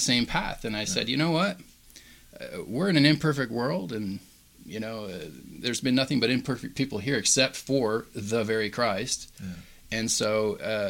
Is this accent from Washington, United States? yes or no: yes; Washington, United States; I grew up in Washington, so it rained like 9 months out of the year